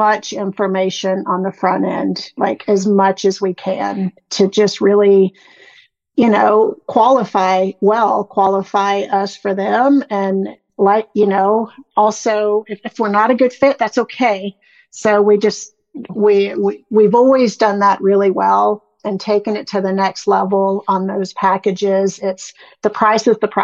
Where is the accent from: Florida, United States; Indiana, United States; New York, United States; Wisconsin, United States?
Indiana, United States; moved away as an adult; also born or lived in South Carolina / Georgia; I'm from Indiana, a really small town in Indiana